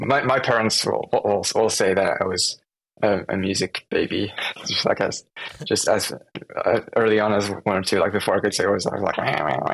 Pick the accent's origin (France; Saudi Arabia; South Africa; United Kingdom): France; moved away as an adult; also born or lived in Taiwan; now in Seattle, United States; I was born in Taiwan. And then we moved to France when I was around 1 year, 1 year old. Mm-hmm. And so that's where I grew up, in France